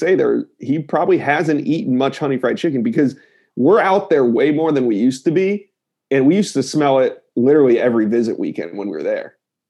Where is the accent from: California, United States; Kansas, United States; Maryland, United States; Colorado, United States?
Maryland, United States; I recruit, I'm from Maryland and he's from Baltimore